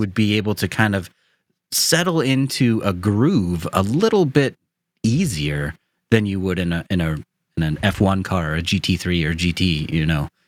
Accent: United States; I'm an American

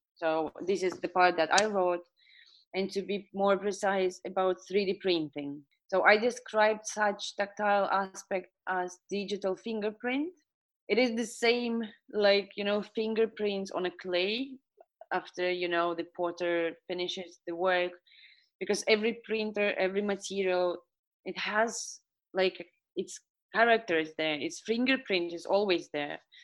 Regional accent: Estonia; I was born and raised in Estonia.

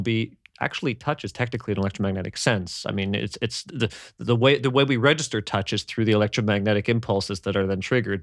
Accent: Canada; growing up in Canada, we had bigger families.

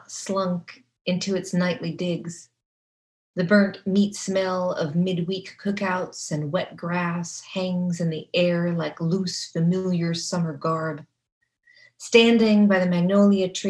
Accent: California, United States; now in Kentucky, United States; I'm from California

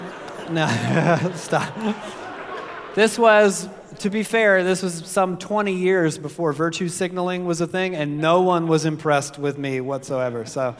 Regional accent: Savannah, Georgia, United States; I grew up in Savannah, Georgia. You may remember Savannah from such films as Robert Zemeckis' 1994 classic Forrest Gump.

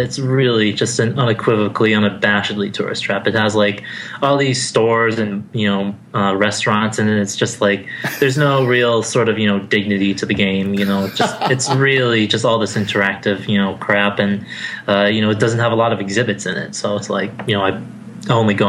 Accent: West Springfield, Massachusetts, United States; moved away as an adult; also born or lived in Providence, Rhode Island / England / Boston, Massachusetts; now in Washington, D.C., United States; I grew up in West Springfield, which is not as diverse as Springfield, obviously. And, you know, I, you know, was in really fairly small schools growing up. You know, my parents wanted me to go through Catholic education

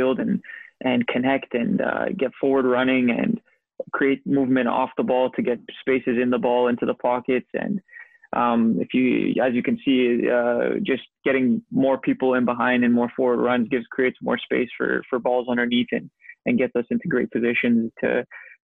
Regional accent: Winnipeg, Manitoba, Canada; moved away as an adult; also born or lived in Scotland; my hometown team

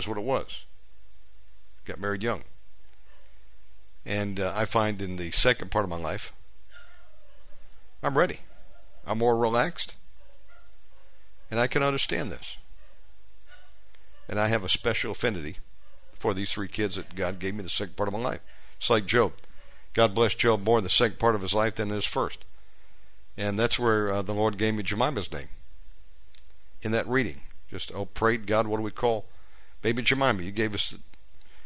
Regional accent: the South, United States; moved away as an adult; now in Indonesia; being born and raised in the South

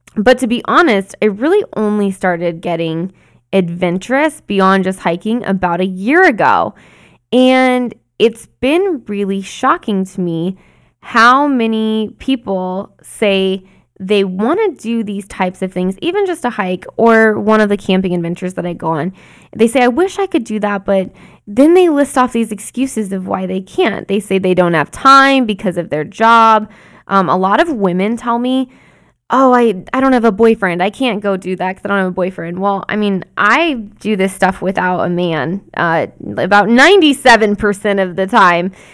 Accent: Arizona, United States; When I was growing up in Arizona

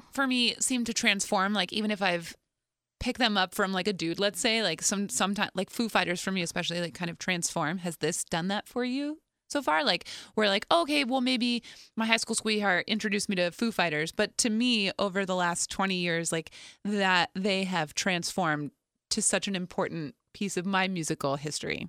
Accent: New Jersey, United States; we grew up in New Jersey

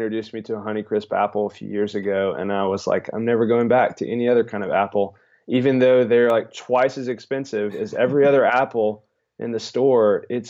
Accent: Alabama, United States; moved away as an adult; now in Houston, United States; I'm from Alabama originally, and when I graduated college, moved out to Houston

